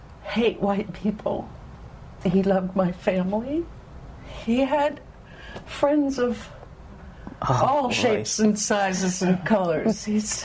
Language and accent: English; California, United States; And I grew up in California, you know, it's a southern thing.